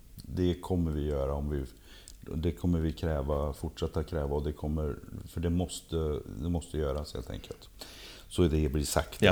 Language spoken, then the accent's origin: Swedish; Lilla Edet, Västra Götaland, Sweden; now in Trosa, Sweden; jag kommer ju från Lilla Edet, Trollhättan